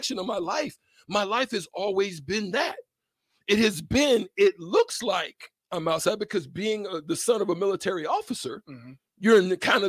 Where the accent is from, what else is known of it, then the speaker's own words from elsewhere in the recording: the South, United States; when I was growing up in the South, living at my grandmother's house